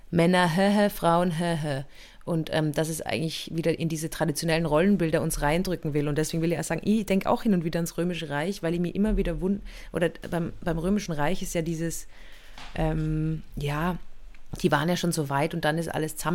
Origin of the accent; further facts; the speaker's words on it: Innsbruck, Tyrol, Austria; ich bin ja in Innsbruck aufgewachsen und da war es ja in der Stadt wirklich so, dass der Kot auf die Straße raus einfach geschüttet worden